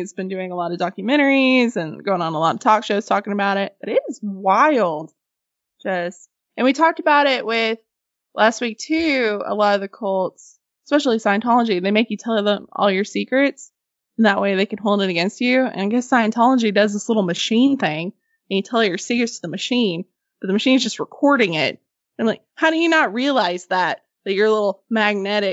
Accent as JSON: {"language": "English", "region": "Arkansas", "country": "United States", "said": "We're from Arkansas."}